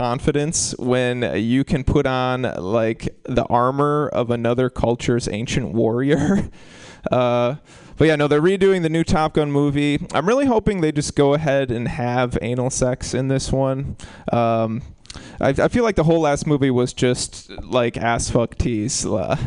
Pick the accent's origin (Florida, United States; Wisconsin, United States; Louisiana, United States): Wisconsin, United States; moved away; I'm from Wisconsin. People are so racist in Wisconsin